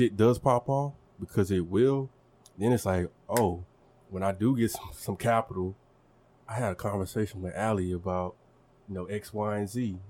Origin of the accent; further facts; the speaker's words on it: Longview, Texas, United States; moved away as an adult; also born or lived in Oklahoma; now in Tulsa, United States; the similarities I see between my hometown of Longview, Texas and Tulsa. It's a big country city where everybody knows everybody.